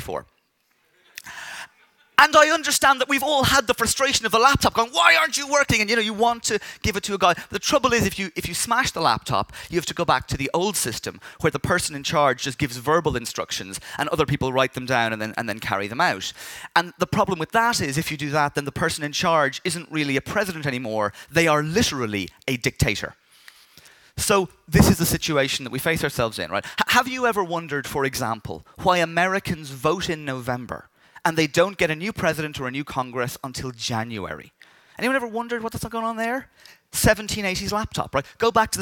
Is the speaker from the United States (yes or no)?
no; Dublin, Leinster, Ireland; I grew up in Dublin